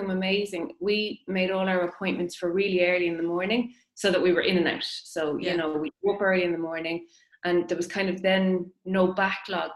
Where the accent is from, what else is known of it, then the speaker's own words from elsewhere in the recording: Maynooth, County Kildare, Ireland; moved away as an adult; now in Newbridge, Ireland; I'm from Maynooth